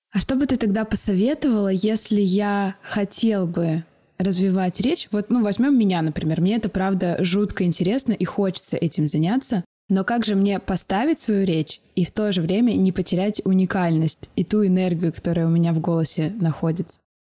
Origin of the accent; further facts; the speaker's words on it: Omsk, Omsk Oblast, Russia; я из Сибири.